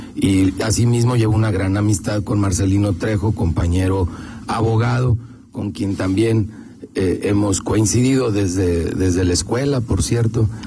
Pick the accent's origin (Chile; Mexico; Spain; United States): Mexico; León, Guanajuato; como leonés